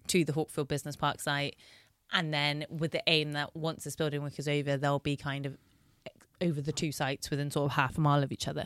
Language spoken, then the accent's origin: English; Bristol, South West England, United Kingdom; I am born and bred in Bristol.